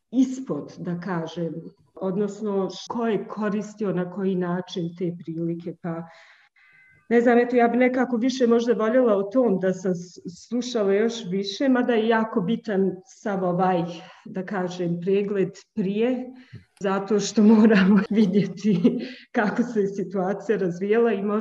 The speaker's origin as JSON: {"language": "Croatian", "town": "Bihać", "region": "Una-Sana Canton", "country": "Bosnia & Herzegovina", "said": "ja sam e, iz Bosne i Hercegovine, iz Bihaća, jako smo blizu gore Hrvatskoj"}